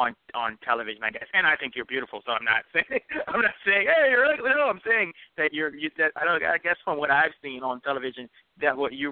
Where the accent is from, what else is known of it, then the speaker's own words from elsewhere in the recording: United States; accent: American; I'm so entitled as an American